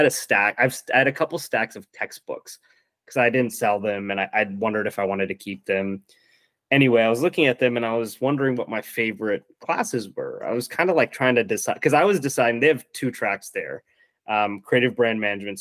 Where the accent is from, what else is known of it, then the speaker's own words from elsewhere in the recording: Virginia, United States; moved away as an adult; also born or lived in Minneapolis; I grew up in Virginia